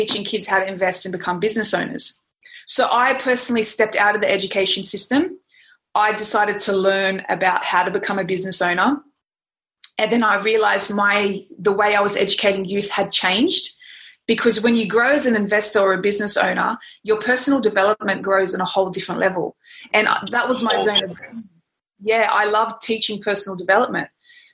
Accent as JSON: {"language": "English", "town": "Sydney", "region": "New South Wales", "country": "Australia", "tie": "born or raised there", "said": "I was born in Sydney, Australia, very loving family."}